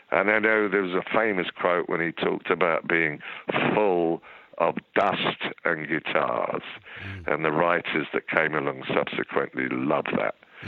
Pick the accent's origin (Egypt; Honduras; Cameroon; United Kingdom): United Kingdom; England; being English schoolboys or students, the gay thing was not something... Well, we'd seen it lurking about in the schools